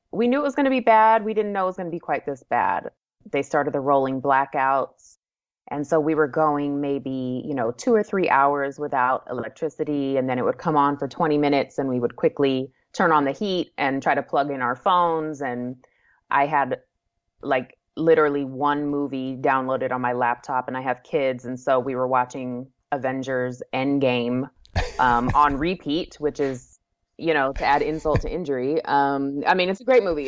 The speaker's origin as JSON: {"language": "English", "town": "Anchorage", "region": "Alaska", "country": "United States", "tie": "born or raised there", "also_born_or_lived": "Wichita, Kansas", "moved": "as an adult", "lives_now": "San Antonio, United States", "said": "I moved to Anchorage. We were there from the time I was about three until, you know, m, many, many years later when I got married and moved away. So, yeah, so I grew up there"}